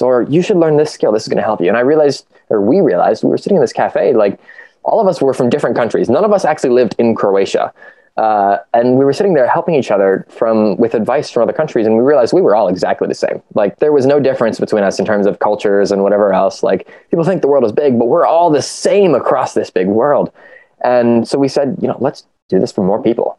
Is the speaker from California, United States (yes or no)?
no; Ohio, United States; I grew up in the Midwest. I grew up in the state of Ohio. I've been here my whole life